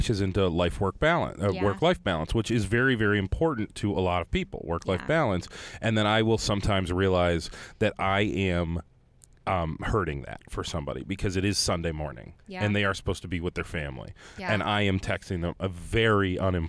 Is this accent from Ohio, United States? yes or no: yes; Ohio, United States; And I was from Ohio.